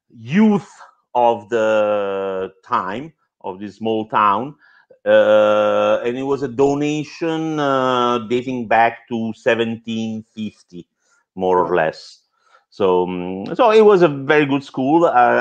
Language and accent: English; Italy; now in Chicago, United States; I'm originally from a small town up on the mountains between, say, Rome and Naples. It's a fairly remote place, but it had a very good high school, one of the oldest